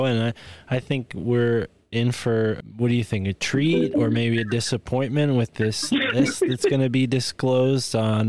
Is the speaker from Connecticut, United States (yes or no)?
yes; Connecticut, United States; in Connecticut. In my hometown